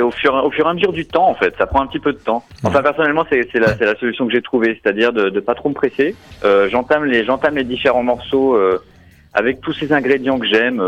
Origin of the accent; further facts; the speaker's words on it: Paris, Île-de-France, France; moved away as an adult; now in Berlin, Germany; je suis parisien à la base, mais j'ai déménagé à San Francisco il y a, un certain temps. J'y ai vécu 12 ans.